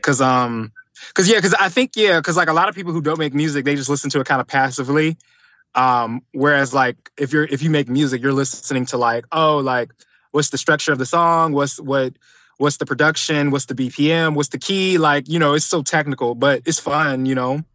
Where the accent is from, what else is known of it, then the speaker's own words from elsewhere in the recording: Atlanta, Georgia, United States; also born or lived in Detroit, Michigan; I was originally born in Detroit, um, came to Atlanta, like, at a very young age. So, pretty much, like, you could say I'm from Atlanta, from the South